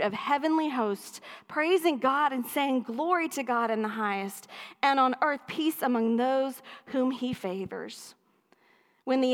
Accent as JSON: {"language": "English", "region": "East Texas", "country": "United States", "said": "I am from East Texas"}